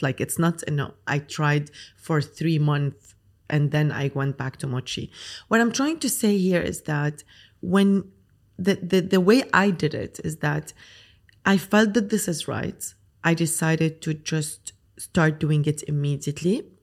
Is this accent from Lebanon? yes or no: yes; Lebanon; moved away as an adult; now in Dubai, United Arab Emirates; so I'm Lebanese. I grew up in Lebanon. I studied in Lebanon